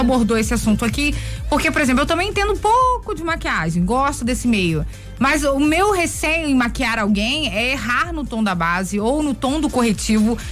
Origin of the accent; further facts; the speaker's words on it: São Domingos das Dores, Minas Gerais, Brazil; also born or lived in Belo Horizonte; da minha região ali, né, que é São Domingos das Dores